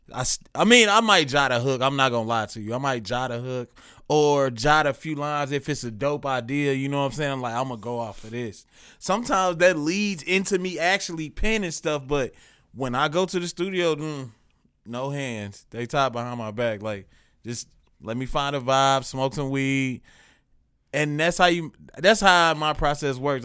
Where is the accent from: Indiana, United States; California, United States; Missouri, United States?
Missouri, United States; Kansas City; also born or lived in Chicago; All this came while I was in this city